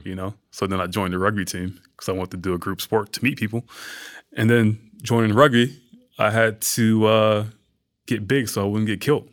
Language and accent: English; Atlanta, Georgia, United States; moved away; also born or lived in New York; growing up in Georgia, growing up in Atlanta, and, like, being from that environment